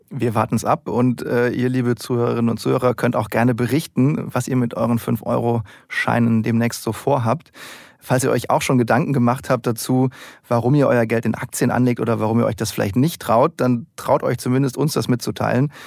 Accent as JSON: {"language": "German", "country": "Germany", "said": "dass wir Deutschen an sich sehr risikoscheu sind"}